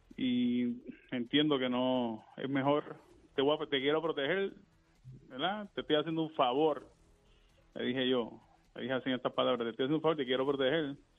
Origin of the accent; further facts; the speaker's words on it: Naranjito, Puerto Rico; nuestro alcalde de nuestro pueblo de Naranjito, porque soy de Naranjito Natural